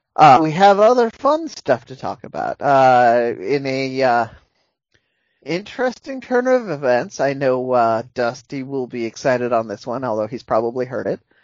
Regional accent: United States; as an American

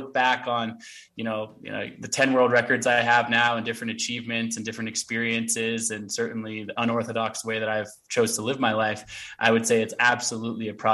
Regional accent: Portland, Oregon, United States; also born or lived in Olympia, Washington; I grew up in Portland, Oregon, but I was actually born on a hippie commune in Olympia, Washington

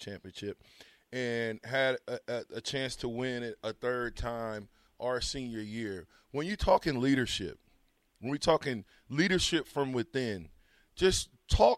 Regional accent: Omaha, Nebraska, United States; even though I was from Omaha

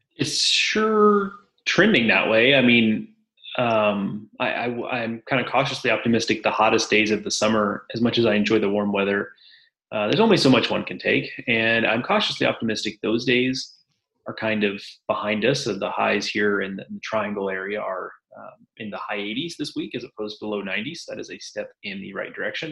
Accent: Houston, Texas, United States; growing up in Houston

